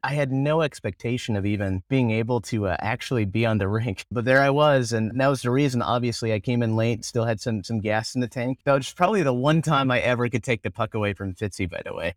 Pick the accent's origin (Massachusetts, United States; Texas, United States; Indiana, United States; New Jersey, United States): Indiana, United States; Indianapolis; also born or lived in Greenwood, Indiana; I grew up in Indianapolis, Indiana.